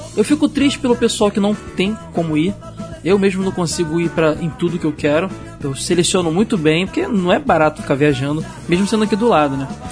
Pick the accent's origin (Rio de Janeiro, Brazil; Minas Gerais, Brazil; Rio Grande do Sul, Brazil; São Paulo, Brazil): Rio de Janeiro, Brazil; eu sou do subúrbio do Rio de Janeiro